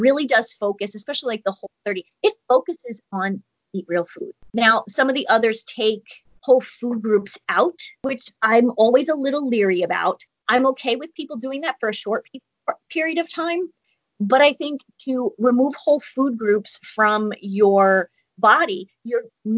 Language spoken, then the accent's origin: English; New York, United States; I'm from New York too